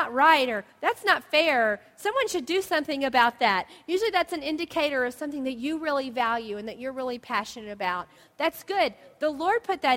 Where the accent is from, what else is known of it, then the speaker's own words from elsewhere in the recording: the South, United States; moved away; We grew up in the South where there were blue jays.